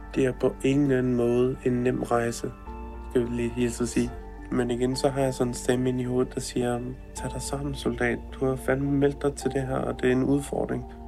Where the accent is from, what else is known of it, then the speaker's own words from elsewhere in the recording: Copenhagen, Capital Region of Denmark, Denmark; moved away; Været en tur hjemme i København.